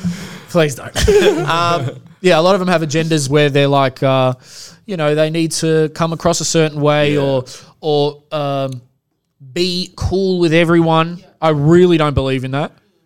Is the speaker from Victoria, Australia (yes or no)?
yes; Melbourne, Victoria, Australia; We are Melbourne. We're proud. We're Australian. We're a proud Melbourne Australian podcast.